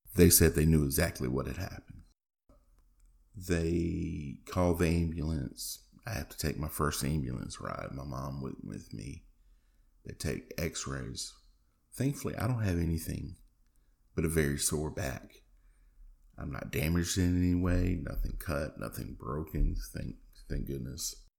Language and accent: English; Macon, North Carolina, United States; my hometown, Macon, North Carolina, a real small town in North Carolina on the border with Virginia, north of Raleigh